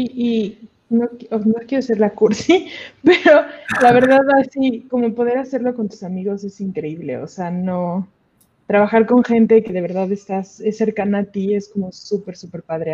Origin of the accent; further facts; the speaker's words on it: Mexico City, Mexico; now in Querétaro, Mexico; yo nací en Ciudad de México, estudié animación aquí en Querétaro